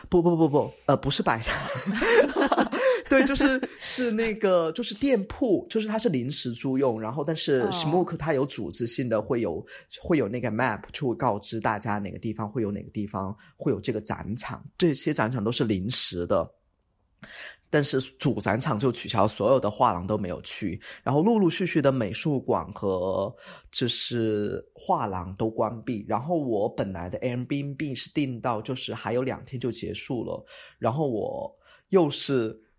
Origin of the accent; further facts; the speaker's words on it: Chongqing, China; accent: Chongqing Mandarin; moved away as an adult; now in Lisbon, Portugal; 我嗯。是重庆人，所以说我连自己的姓发音都有点不准